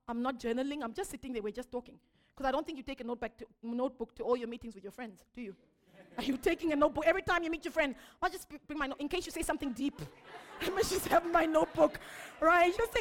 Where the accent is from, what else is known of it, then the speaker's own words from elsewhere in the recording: Zimbabwe; I'm from Zimbabwe